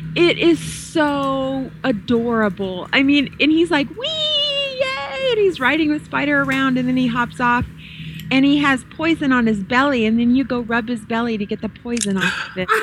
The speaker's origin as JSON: {"language": "English", "region": "the South", "country": "United States", "tie": "born or raised there", "said": "I'm from the South. I was born, bred, raised in the South"}